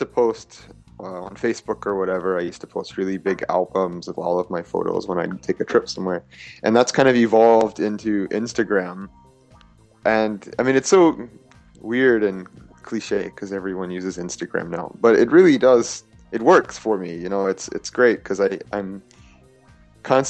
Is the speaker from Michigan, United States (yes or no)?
no; Louisiana, United States; moved away as an adult; now in Tokyo, Japan; we were really poor in Louisiana. It's the state I grew up in.